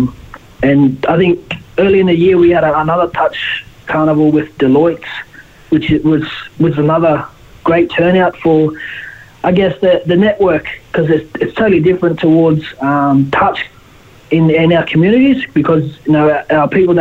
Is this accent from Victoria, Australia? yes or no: no; Ballina, New South Wales, Australia; moved away as an adult; I'm originally from Ballina, and it's only an hour away from where I live